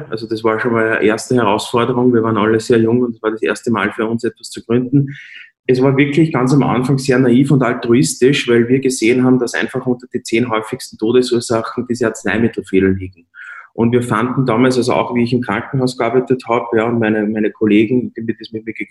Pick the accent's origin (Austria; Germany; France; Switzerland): Austria; Lower Austria; born there; now in Vienna, Austria; ich bin in Niederösterreich geboren, äh, lebe aber in Wien